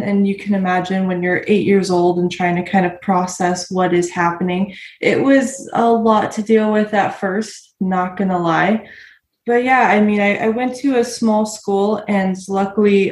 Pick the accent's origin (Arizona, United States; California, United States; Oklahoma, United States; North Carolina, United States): Arizona, United States; I'm from Arizona